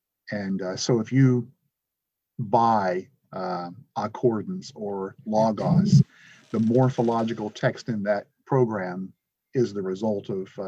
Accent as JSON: {"language": "English", "town": "Greensboro", "region": "North Carolina", "country": "United States", "tie": "born or raised there", "moved": "as an adult", "lives_now": "Edmonton, Canada", "said": "I was born in Greensboro."}